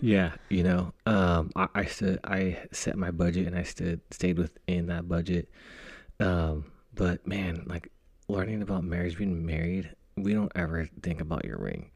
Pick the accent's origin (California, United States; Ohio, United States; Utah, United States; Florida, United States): California, United States; Fresno; moved away as an adult; now in Northern California, United States; my hometown of Fresno